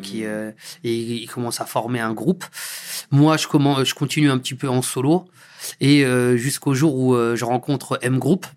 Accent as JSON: {"language": "French", "town": "Deuil-la-Barre", "region": "Île-de-France", "country": "France", "tie": "born or raised there", "said": "c'est là où j'ai grandi"}